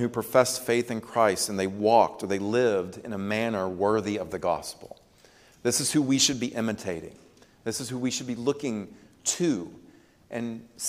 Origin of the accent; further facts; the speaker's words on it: United States; We are American citizens